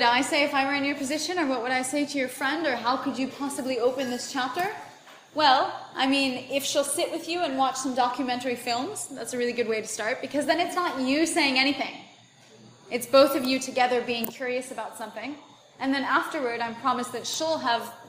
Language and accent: English; United States; moved away as an adult; where I grew up in the United States